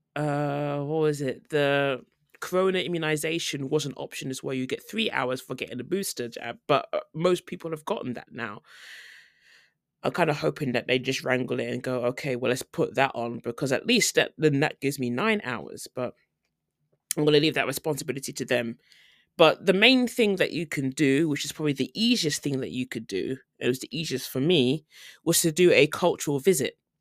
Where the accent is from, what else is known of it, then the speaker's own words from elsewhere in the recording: United Kingdom; moved away as an adult; now in South Korea; as a British person